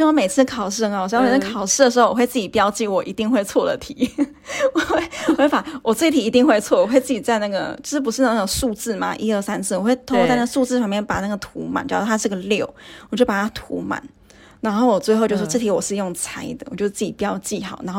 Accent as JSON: {"language": "Chinese", "region": "Taipei", "country": "Taiwan", "moved": "as an adult", "lives_now": "Portugal", "said": "那选云科只是因为因为北科也在台北嘛，然后我是台北人嘛，所以。"}